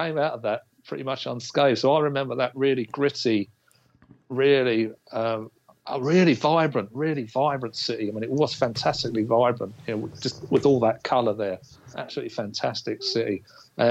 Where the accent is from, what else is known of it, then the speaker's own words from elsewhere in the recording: England, United Kingdom; an English kid